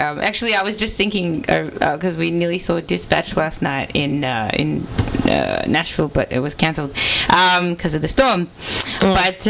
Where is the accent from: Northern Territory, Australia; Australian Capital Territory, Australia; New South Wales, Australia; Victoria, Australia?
Victoria, Australia; Melbourne; not just a really weird Boston accent, like, I'm Australian. Australia.